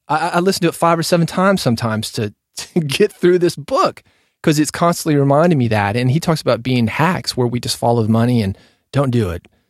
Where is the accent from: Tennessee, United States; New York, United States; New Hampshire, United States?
Tennessee, United States; Nashville; I was growing up in Nashville